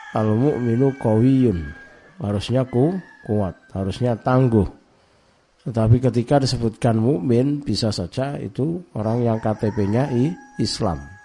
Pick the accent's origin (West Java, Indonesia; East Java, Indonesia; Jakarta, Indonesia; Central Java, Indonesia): East Java, Indonesia; di Jawa Timur, termasuk di kampung saya ini